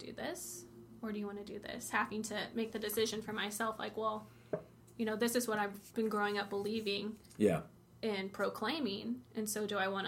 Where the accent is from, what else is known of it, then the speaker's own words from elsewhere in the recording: Brownsburg, Indiana, United States; growing up in Brownsburg, it's a pretty good town.